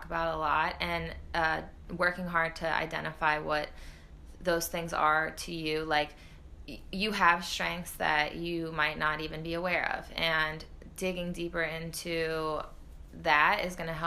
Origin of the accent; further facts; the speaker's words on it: United States; moved away as an adult; also born or lived in Iceland; I was the only American on my team